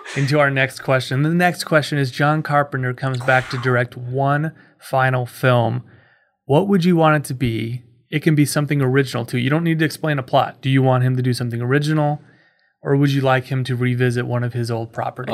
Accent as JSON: {"language": "English", "town": "Kansas City", "country": "United States", "said": "I'm from Kansas City."}